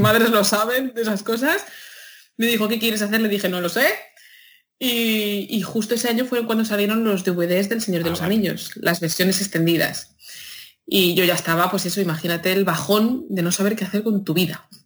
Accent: a town in Madrid, Community of Madrid, Spain; moved away; yo soy de un pueblo de Madrid y eso se oye en las fiestas del pueblo de, mi pueblo de Madrid todos los veranos.

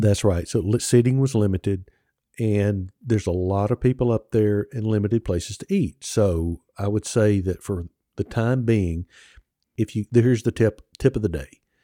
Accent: Mississippi, United States; I'm from Mississippi

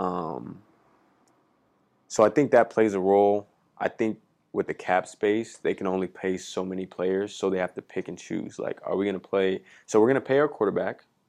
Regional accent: California, United States; moved away as an adult; now in Minneapolis, United States; I'm from California

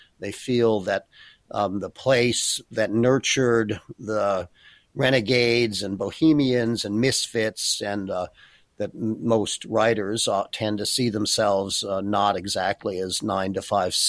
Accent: Berkeley, California, United States; also born or lived in Oakland / Chicago; now in San Francisco, United States; I grew up in Berkeley

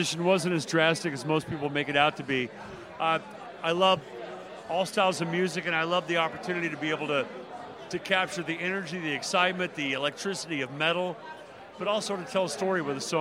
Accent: Nashville, Tennessee, United States; an artist from Nashville and being the first rock singer that broke out of Nashville

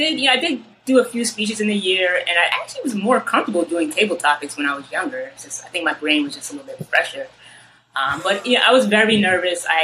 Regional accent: Ossining, New York, United States; now in Harlem, New York City, United States; Originally, I grew up in a town called Ossining, New York. It's in Westchester County.

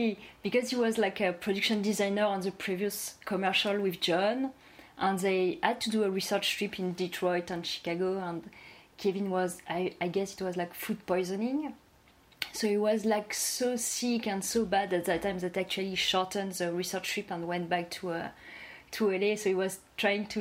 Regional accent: France; accent: French; English is a second language; my French accent

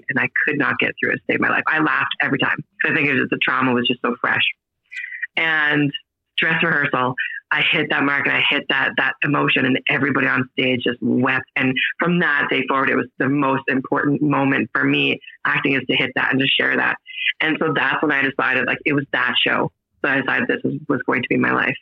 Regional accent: Estevan, Saskatchewan, Canada; moved away as an adult; now in Calgary, Canada; I'm from Estevan, Saskatchewan originally.

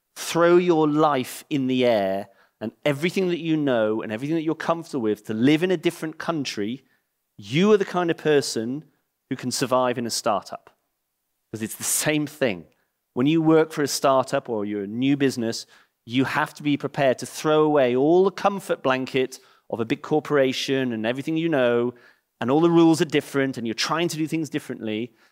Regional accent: England, United Kingdom; moved away; I'm English and I live in the same village

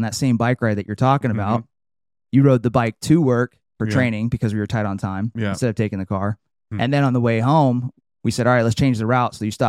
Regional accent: Trinity Center, California, United States; So I grew up in Northern California, a little town called Trinity Center.

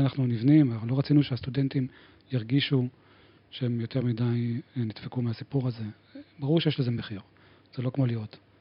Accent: Givatayim, Tel Aviv District, Israel; now in Tel Aviv, Israel; גדלתי בגבעתיים

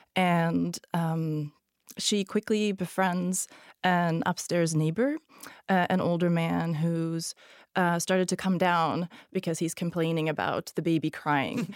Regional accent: Sweden; first language Hungarian; English is a second language; also born or lived in Hungary; born in Hungary, but I grew up in Sweden

